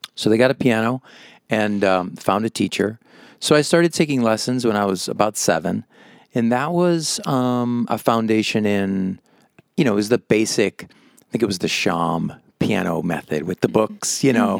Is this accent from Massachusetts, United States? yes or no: yes; Massachusetts, United States; moved away as an adult; now in Las Vegas, United States; I grew up in Massachusetts